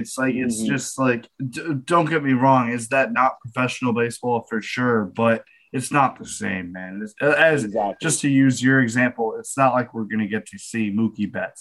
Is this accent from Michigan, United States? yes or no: no; Connecticut, United States; I'm from Connecticut